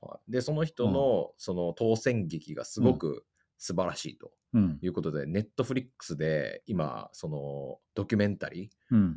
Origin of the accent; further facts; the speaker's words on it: Iwate, Japan; うちの地元